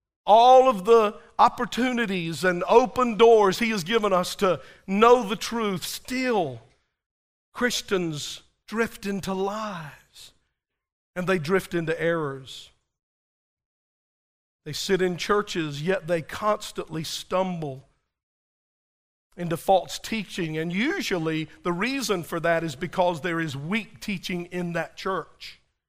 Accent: Whitley, United States; I kept telling him I was from Whitley, and he didn't know where that was.

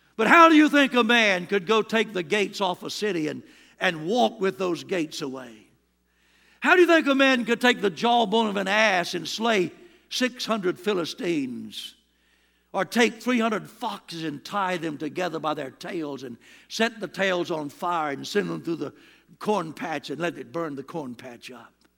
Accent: Williamston, North Carolina, United States; I'm from Williamston, North Carolina, but there's a place in that town called Doodle Hill. And that's where I come from.

